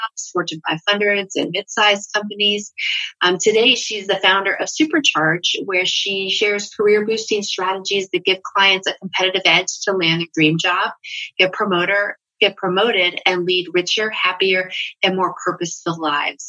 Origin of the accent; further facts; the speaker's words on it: Uruguay; I am from Uruguay